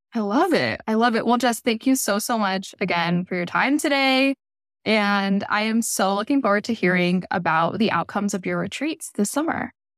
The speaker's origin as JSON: {"language": "English", "region": "Florida", "country": "United States", "tie": "born or raised there", "said": "I grew up in Florida"}